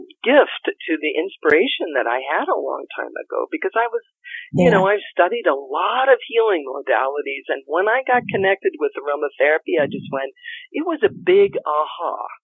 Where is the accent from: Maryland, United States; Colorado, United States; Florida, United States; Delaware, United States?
Colorado, United States; also born or lived in Sedona / Santa Fe / California / Washington State; I'm from Colorado, but I've traveled the world and I've lived also in Sedona. I've lived in Santa Fe. And I've lived in different parts of California and Washington State and the Virgin Islands and Canada.